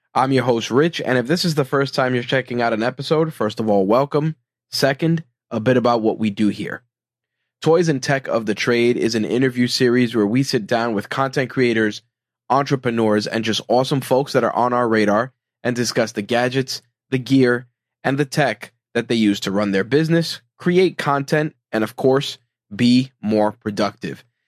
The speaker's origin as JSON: {"language": "English", "town": "New York City", "region": "New York", "country": "United States", "said": "being a New Yorker"}